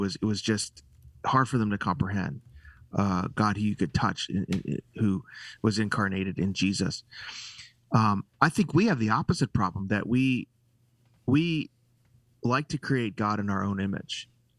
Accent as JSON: {"language": "English", "town": "Chicago", "region": "Illinois", "country": "United States", "moved": "yes", "lives_now": "Texas, United States", "said": "I'm a Chicagoan."}